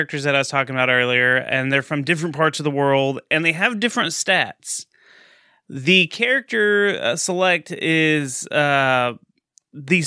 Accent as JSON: {"language": "English", "region": "Texas", "country": "United States", "said": "I'm from Texas"}